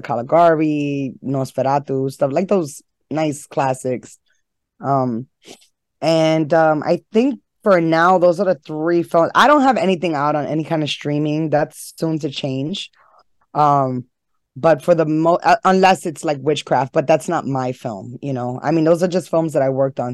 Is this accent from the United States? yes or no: yes; New York City, New York, United States; I was born and raised in Harlem